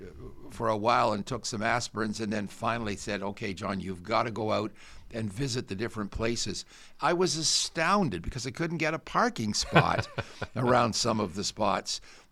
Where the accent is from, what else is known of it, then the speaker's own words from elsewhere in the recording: Guelph, Ontario, Canada; I grew up in Guelph. Yeah. We didn't have a car